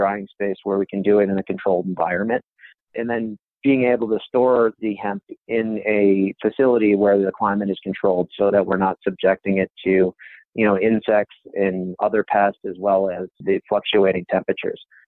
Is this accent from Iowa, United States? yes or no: yes; Iowa, United States; also born or lived in Chicago, Illinois; now in Grand Junction, United States; I'm originally from Iowa. I lived in Chicago for a few years, but packed up, moved out here to Colorado